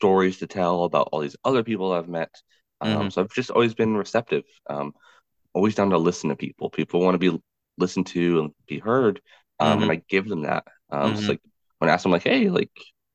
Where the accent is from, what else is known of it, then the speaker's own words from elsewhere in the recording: Louisville, Kentucky, United States; moved away; also born or lived in New York / Puerto Rico (ancestry); I'm Hispanic, but born in Louisville, Kentucky, which is a very country southern type of city, and then moving out to New York